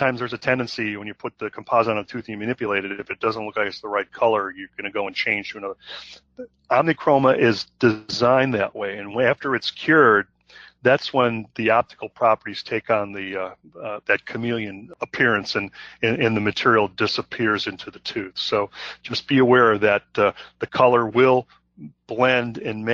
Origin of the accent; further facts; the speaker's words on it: Chicago, Illinois, United States; I'm from Chicago